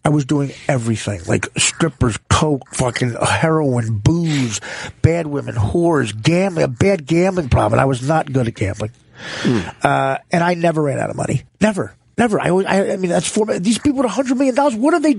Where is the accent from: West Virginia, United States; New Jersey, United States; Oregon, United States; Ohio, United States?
New Jersey, United States; Union; I'm from Union, New Jersey.